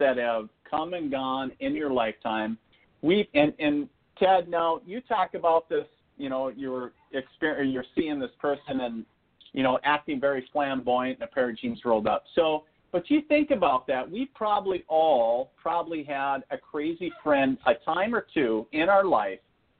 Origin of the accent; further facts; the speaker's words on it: northern Minnesota, United States; also born or lived in eastern North Dakota; now in North Dakota, United States; I'm originally from northern Minnesota up on the Canadian border. That's where I was born and raised